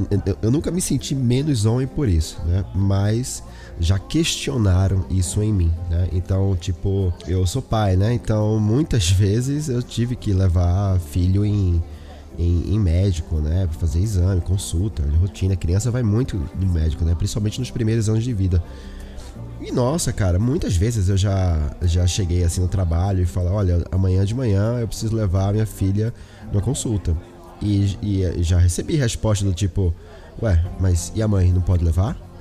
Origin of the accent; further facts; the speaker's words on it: Olinda, Pernambuco, Brazil; moved away; eu sou de Pernambuco, né? De Olinda, Recife